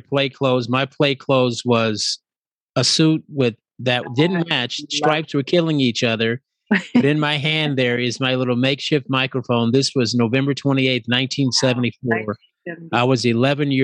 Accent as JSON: {"language": "English", "town": "New Orleans", "region": "Louisiana", "country": "United States", "tie": "born or raised there", "also_born_or_lived": "San Diego", "moved": "as an adult", "lives_now": "Los Angeles, United States", "said": "ever since I was about 10 years old growing up in Louisiana"}